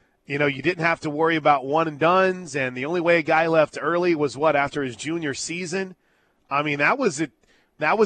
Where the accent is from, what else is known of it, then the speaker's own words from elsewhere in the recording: Big Ten country, Midwest, United States; I grew up in Big Ten country